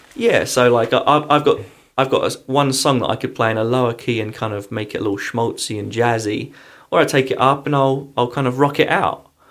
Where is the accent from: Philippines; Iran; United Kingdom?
United Kingdom; England; also born or lived in London; now in Pittsburgh, United States; I'm coming from England